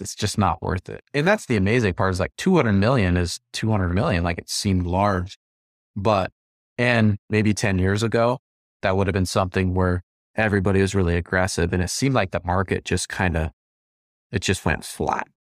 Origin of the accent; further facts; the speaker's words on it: Montana, United States; I'm from Montana, we've got a ton of rural communities